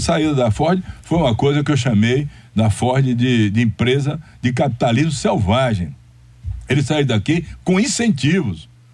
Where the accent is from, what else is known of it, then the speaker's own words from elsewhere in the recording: Rui Barbosa, Bahia, Brazil; moved away; also born or lived in Salvador, Bahia; eu me recolher para onde eu nasci, para voltar lá